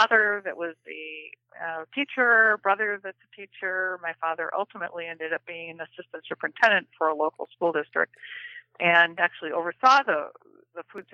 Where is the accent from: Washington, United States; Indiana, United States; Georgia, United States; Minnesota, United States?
Minnesota, United States; accent: Minnesota accent; also born or lived in Iowa; I grew up in Minnesota and went to Iowa State University